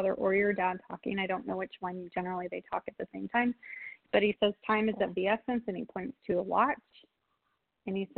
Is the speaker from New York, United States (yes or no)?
no; San Diego, California, United States; now in Wisconsin, United States; San Diego, my hometown